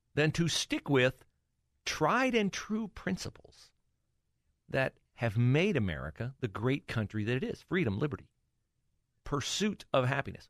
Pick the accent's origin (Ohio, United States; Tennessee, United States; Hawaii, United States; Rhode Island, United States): Ohio, United States; Mike DeWine represented uh, the district in which we lived in the uh, U.S. Congress